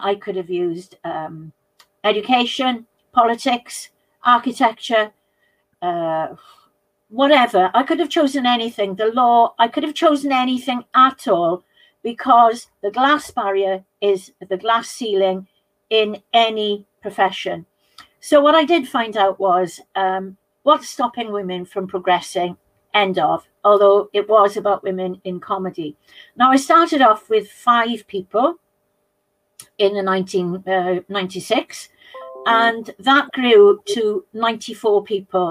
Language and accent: English; South Pembrokeshire, Wales, United Kingdom; South Pembrokeshire, which is where I'm from